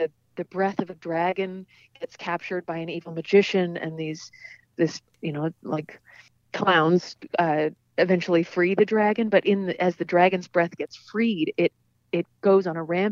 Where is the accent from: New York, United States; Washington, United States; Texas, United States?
Washington, United States; Seattle; I grew up in Seattle